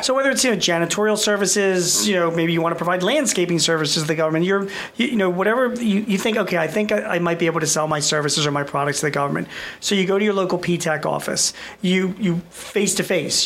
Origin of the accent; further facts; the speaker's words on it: Philadelphia, Pennsylvania, United States; I'm from Philadelphia